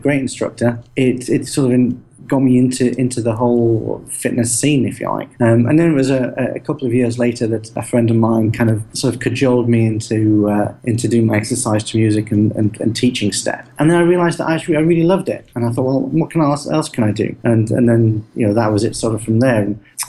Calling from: Shanghai, China; I'm in very, very hot and sticky Shanghai over in China.

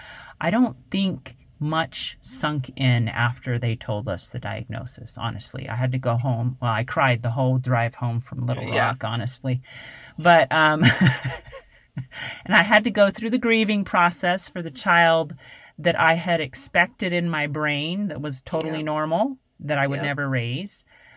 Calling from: Arkansas, United States; moved away as an adult; after we moved from Arkansas

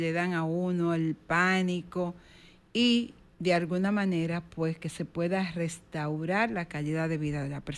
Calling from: San Cristóbal, Dominican Republic; de San Cristóbal.

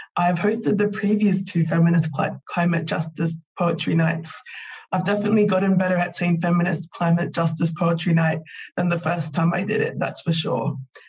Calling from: Victoria, Australia; I am calling in from Wurundjeri country

